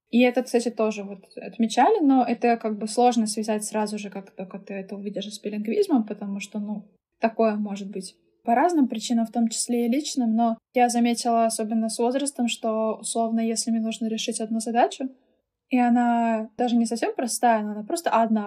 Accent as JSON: {"language": "Russian", "region": "Saint Petersburg", "country": "Russia", "tie": "born or raised there", "first_language": "German and Russian", "said": "Я выросла и родилась здесь, в Санкт-Петербурге, откуда, собственно, я сегодня с вами и разговариваю"}